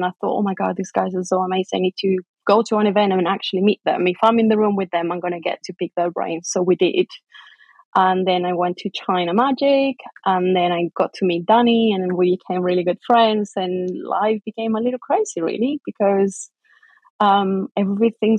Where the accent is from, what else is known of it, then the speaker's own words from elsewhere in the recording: Chile; English is a second language; moved away as an adult; also born or lived in England / Maryland, United States; now in United Kingdom; I moved from Chile, which is where I was born, to England when I married Matt